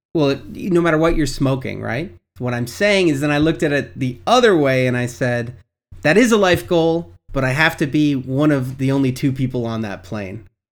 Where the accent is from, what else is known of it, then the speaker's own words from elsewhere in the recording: Canada; as a Canadian